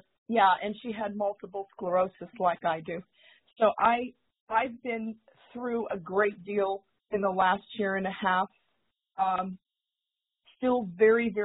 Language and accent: English; St. Petersburg, Florida, United States; I was born and raised in St. Petersburg, Florida